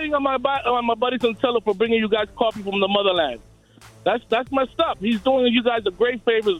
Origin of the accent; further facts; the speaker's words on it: New Jersey, United States; I'm from Jersey.